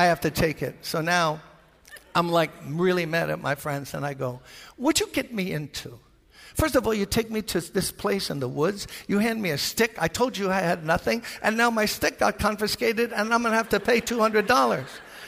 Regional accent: New York City, New York, United States; I'm from Brooklyn. We don't fish

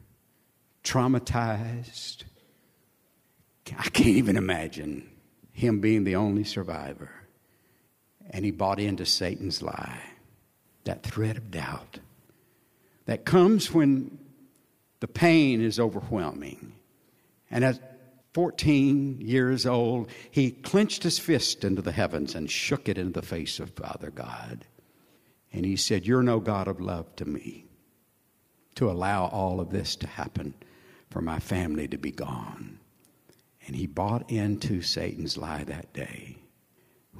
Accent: Sierra Lake, Texas, United States; I'm from Sierra Lake, Texas.

